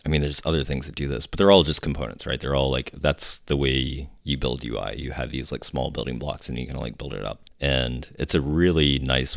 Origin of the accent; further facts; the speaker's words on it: Huntington, West Virginia, United States; moved away; also born or lived in Japan; I'm from West Virginia.